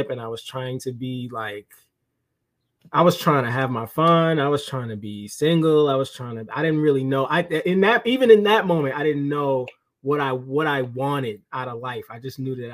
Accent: New York City, New York, United States; I'm from Brooklyn, born and raised.

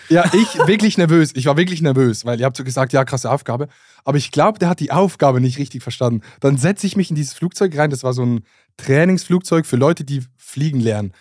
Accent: Basel, Basel-Stadt, Switzerland; Ich komme aus Basel

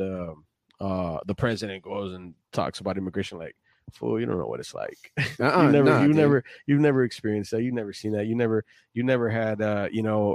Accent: Tijuana, Baja California, Mexico; now in San Diego, United States; I'm from Tijuana, you know, and we are a melting pot of music.

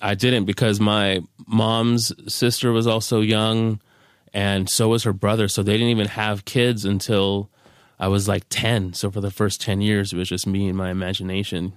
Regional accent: Carson, California, United States; I'm from Carson, California, from where the … and … are from.

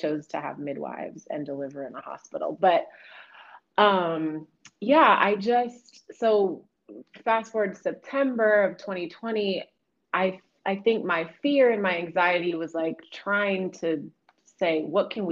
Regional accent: Oakland, California, United States; moved away; I'm born and raised in Oakland

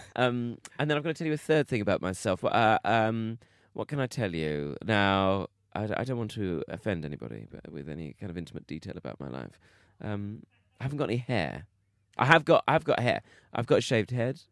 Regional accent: Bromley, London, United Kingdom; I am from South London, Bromley. I'm from a place called Bromley

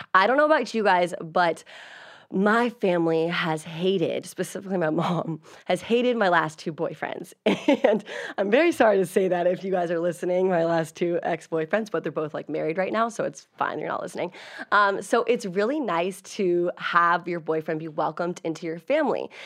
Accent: Virginia, United States; moved away; I'm originally from Virginia

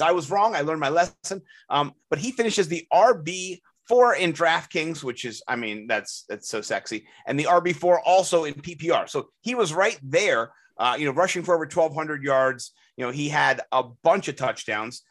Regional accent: Washington, District of Columbia, United States; I grew up in Washington, D C

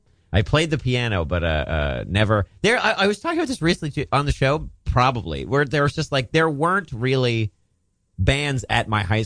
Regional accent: Maryland, United States; Western Maryland.

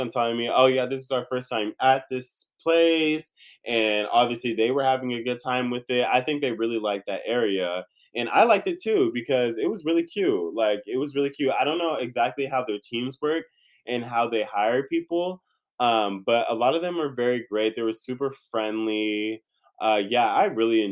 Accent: California, United States; also born or lived in San Diego / Inland Empire / Orange County / Los Angeles; I'm born and raised in California, if you don't know. So I moved around, been from San Diego to the IE, been around OC, been around

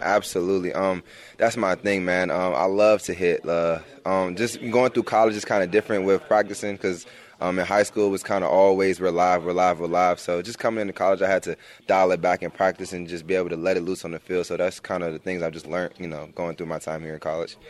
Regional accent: Maryland, United States; moved away; at home we're kind of a Big Ten, 'cause, you know, we're from Maryland

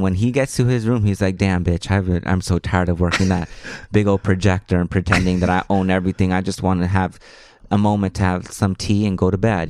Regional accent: Los Angeles, California, United States; first language Spanish; I grew up in Hollywood. I went to Hollywood High School.

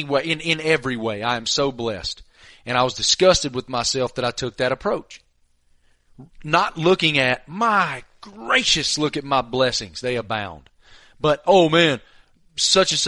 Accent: Tobacco Road, North Carolina, United States; I remember being 9, 10 years old, growing up on Tobacco Road

